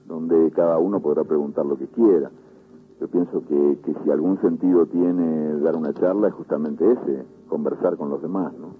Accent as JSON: {"language": "Spanish", "region": "Montevideo", "country": "Uruguay", "tie": "born or raised there", "also_born_or_lived": "La Aguada, Montevideo / Madrid", "moved": "as an adult", "said": "en La Guada y me crié en, en el buceo."}